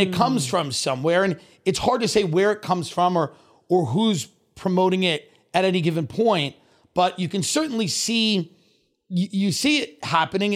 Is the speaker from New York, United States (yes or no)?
yes; Long Island, New York, United States; moved away; I grew up in Long Island, I grew up kvetching, complaining